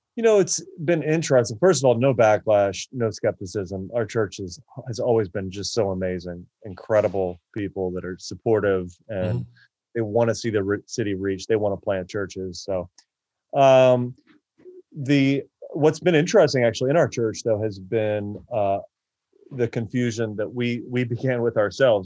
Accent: Akron, Ohio, United States; also born or lived in Florida; now in Baltimore, United States; I'm from Akron, Ohio, originally

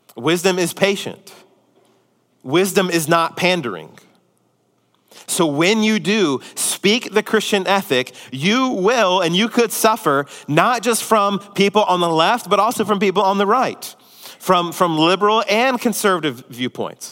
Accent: Houston, Texas, United States; also born or lived in Spring, Texas / Tomball, Texas; Mine's the greater Houston area

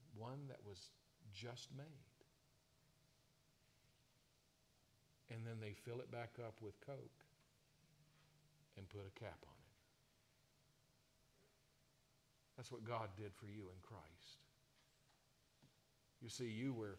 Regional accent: South Carolina, United States; growing up in South Carolina

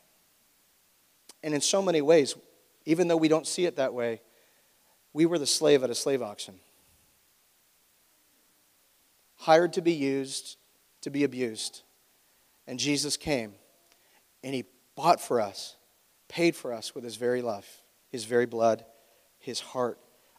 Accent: Canada; as Canadian citizens

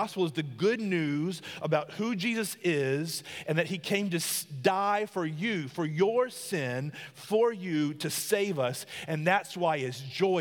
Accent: South Carolina, United States; I'm from the country. I'm a South Carolina boy. I'm a country boy.

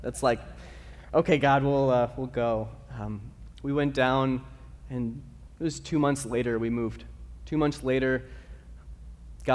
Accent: Arizona, United States; I'm from Arizona

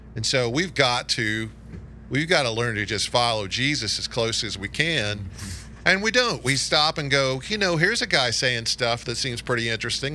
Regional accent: United States; accent: Clark County; my Clark County accent

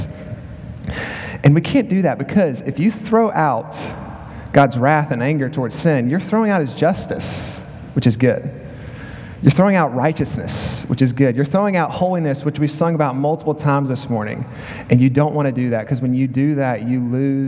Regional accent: Macon, Georgia, United States; moved away as an adult; also born or lived in Philadelphia, Pennsylvania / Clarksville, Tennessee; now in Arkansas, United States; I'm from Macon, Georgia

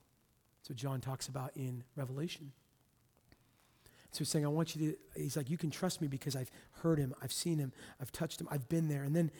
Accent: Texas, United States; well, I grew up in Texas, so I'm a Christian, right?

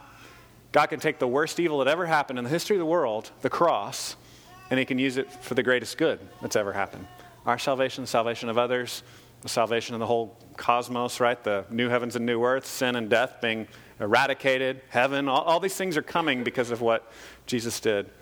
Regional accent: United States; as American Christians because as Americans, we're very isolated

